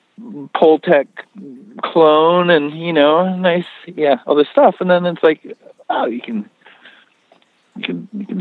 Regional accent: Victoria, British Columbia, Canada; also born or lived in Vancouver; I grew up in, well, in Victoria, so on the island, on Vancouver Island.

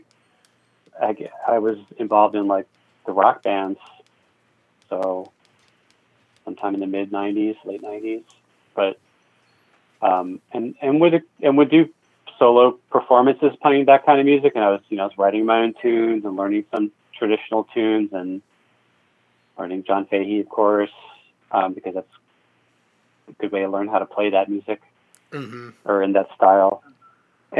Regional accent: Raleigh, North Carolina, United States; I grew up in Raleigh

